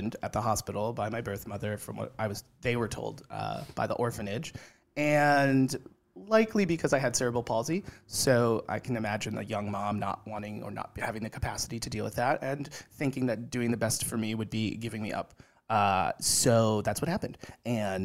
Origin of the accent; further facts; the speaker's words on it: New Fairfield, Connecticut, United States; also born or lived in Colombia; I grew up in New Fairfield, Connecticut, and spent my weekends and like things in New York City.